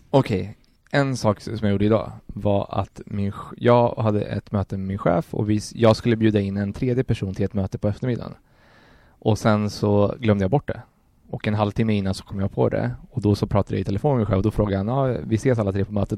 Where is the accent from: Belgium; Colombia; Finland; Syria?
Colombia; now in Sweden; jag är från Colombia, jag är inte adopterad